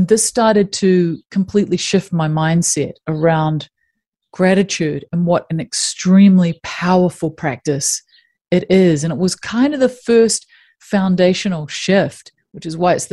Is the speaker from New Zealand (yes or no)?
yes; New Zealand; I grew up in New Zealand